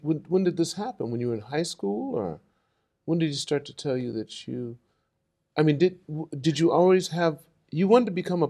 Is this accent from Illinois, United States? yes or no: no; Los Angeles, California, United States; My number was six, and I'm from Los Angeles.